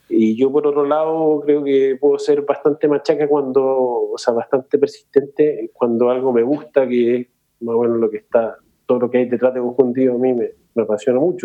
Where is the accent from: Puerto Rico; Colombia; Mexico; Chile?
Chile; Santiago, Santiago Metropolitan Region; yo soy de Santiago